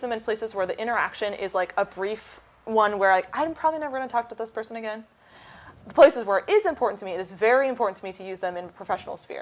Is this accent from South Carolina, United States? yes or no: no; Petaluma, California, United States; my hometown signing, which was in Petaluma